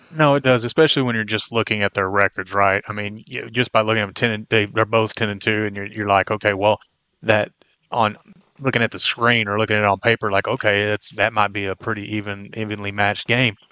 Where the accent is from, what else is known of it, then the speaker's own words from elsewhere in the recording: Brown County, Texas, United States; moved away; I grew up in Brown County. I was ten, ten miles down the road from Brownwood